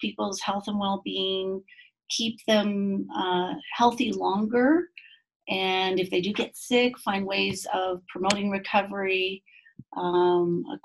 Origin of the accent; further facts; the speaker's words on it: Quebec, Canada; moved away as an adult; now in Utah, United States; I come from Quebec, Canada, and I guess an interesting, thing about me is that I was raised 5 months of the year in the bush in northern Quebec.